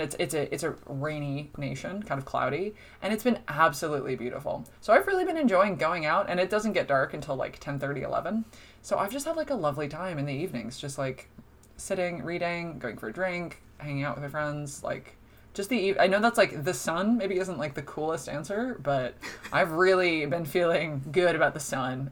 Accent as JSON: {"language": "English", "town": "Toms River", "region": "New Jersey", "country": "United States", "also_born_or_lived": "Boston", "moved": "as an adult", "lives_now": "Dublin, Ireland", "said": "I'm from Tom's River, which is where Seaside Heights is"}